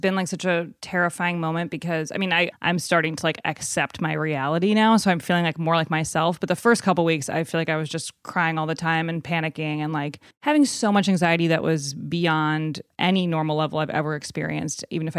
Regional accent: Evanston, Illinois, United States; in Evanston, which is right outside of Chicago, where Northwestern University is.

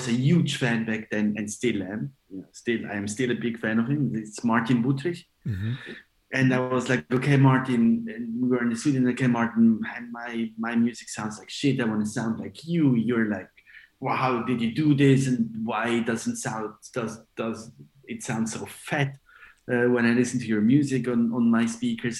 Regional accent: Switzerland; also born or lived in Ibiza; I'm Italian, but born and raised in Switzerland

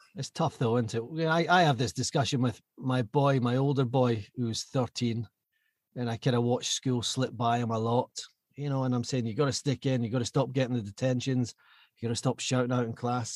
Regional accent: Glasgow, Scotland, United Kingdom; I was Glasgow born and bred.

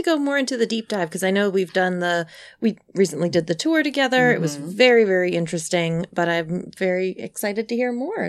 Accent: New Jersey, United States; we're originally from New Jersey.

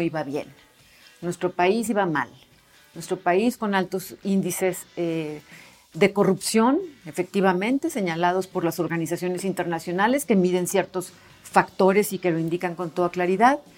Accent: Hermosillo, Sonora, Mexico; soy de Hermosillo, Sonora

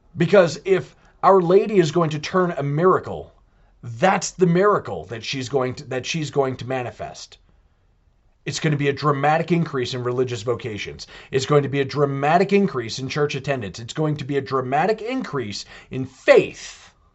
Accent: United States; we're American.

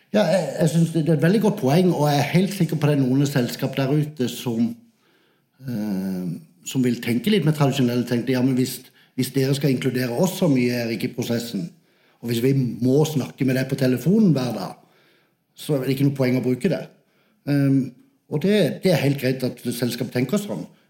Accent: Sørlandet, Southern Norway, Norway; accent: Sørlandet; moved away as an adult; also born or lived in Manchester; jeg er fra Sørlandet

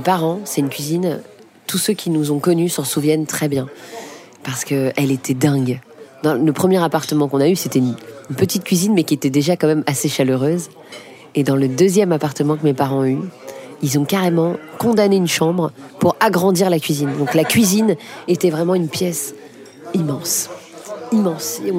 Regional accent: Paris, Île-de-France, France; born or raised there

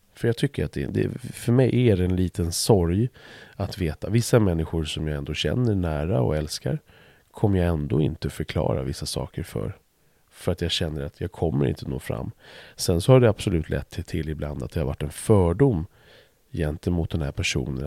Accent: Stuvsta, Stockholm County, Sweden; när jag växte upp i Stuvsta

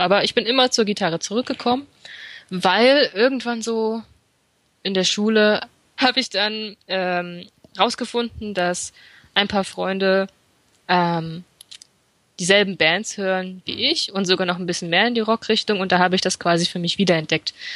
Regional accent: Fulda, Hesse, Germany; moved away as an adult; now in Frankfurt am Main, Germany; ich komme eigentlich gebürtig aus Fulda und im Rahmen meines Studiums bin ich nach Frankfurt am Main umgezogen

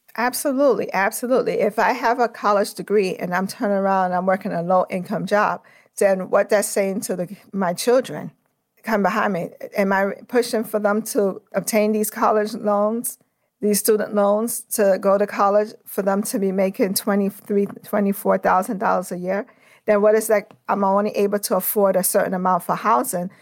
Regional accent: New York City, New York, United States; I'm from Brooklyn, New York. I always like to start off with where I came from

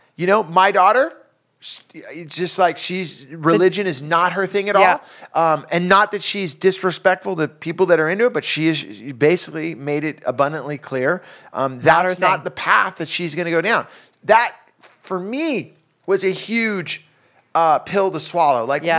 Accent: California, United States; And it's amazing because I'm from the Bay Area and … was such a huge part of my life growing up.

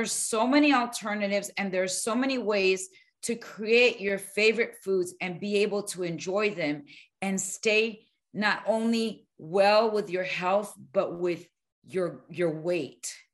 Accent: Miami, Florida, United States; moved away; also born or lived in Arizona / New Mexico; I grew up in Miami

